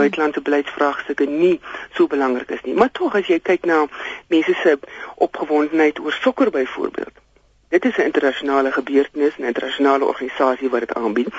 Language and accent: Afrikaans; South Africa